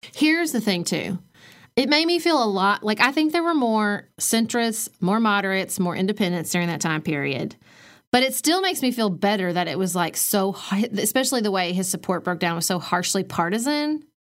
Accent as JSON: {"language": "English", "region": "Kentucky", "country": "United States", "said": "I am a ninth generation Kentuckian."}